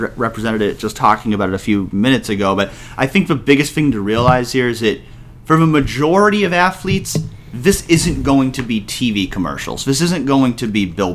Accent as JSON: {"language": "English", "region": "Massachusetts", "country": "United States", "tie": "born or raised there", "said": "I grew up in Massachusetts"}